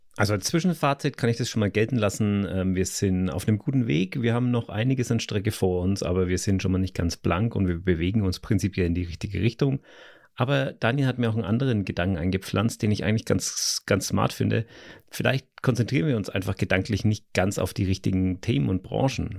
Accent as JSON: {"language": "German", "country": "Germany", "said": "wir als Deutsche"}